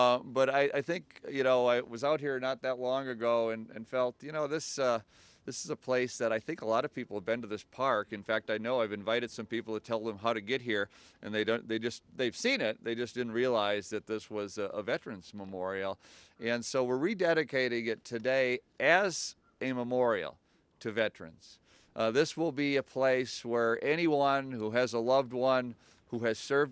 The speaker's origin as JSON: {"language": "English", "town": "Litchfield", "region": "Minnesota", "country": "United States", "tie": "born or raised there", "lives_now": "St. Cloud, United States", "said": "Growing up in Litchfield, we weren't close to the Coast Guard or any water"}